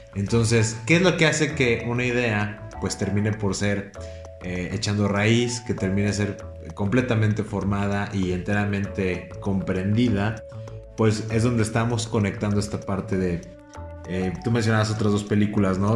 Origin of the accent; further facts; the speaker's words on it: Mexico; como México y como mexicanos